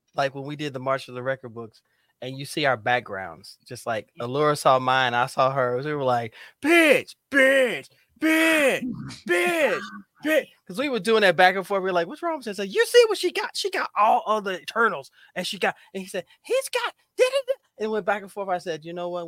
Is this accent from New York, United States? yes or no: no; Indianapolis, Indiana, United States; I'm from Indianapolis, so guess what? White Castle was everywhere